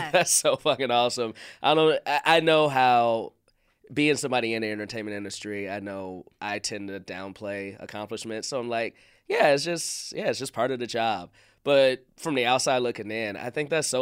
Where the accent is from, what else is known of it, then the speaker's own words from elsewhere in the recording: Chicago, Illinois, United States; I'm from Chicago